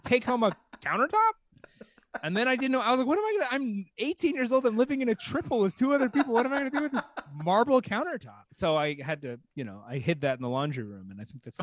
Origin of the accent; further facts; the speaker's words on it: Texas, United States; I am a Texan. I'm from Texas. Mm-hmm. So I was raised with all those Texan morals.